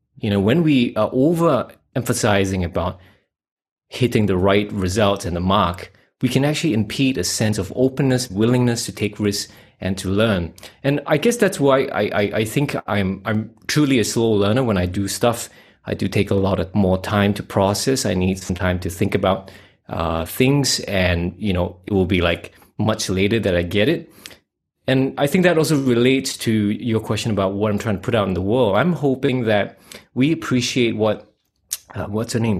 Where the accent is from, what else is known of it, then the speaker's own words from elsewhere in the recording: Singapore; moved away as an adult; now in Western Australia, Australia; I come from Singapore. I'm a Asian Chinese. I uh, got out of there about 2010, and I'm now living in Western Australia